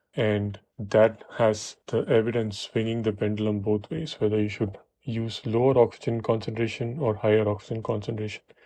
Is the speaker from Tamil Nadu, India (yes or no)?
yes; Chennai, Tamil Nadu, India; moved away as an adult; now in United States; I was born and raised in Chennai